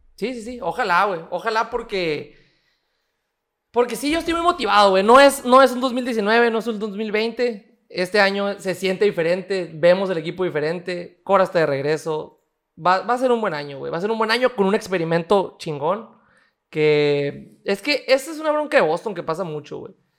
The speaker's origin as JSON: {"language": "Spanish", "country": "Mexico", "said": "de México"}